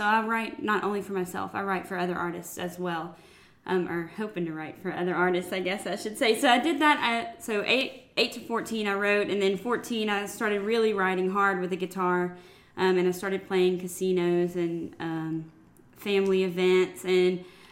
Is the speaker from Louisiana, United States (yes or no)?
yes; Sulphur, Louisiana, United States; also born or lived in Lafayette, Louisiana; So I was born and raised in Sulphur, Louisiana.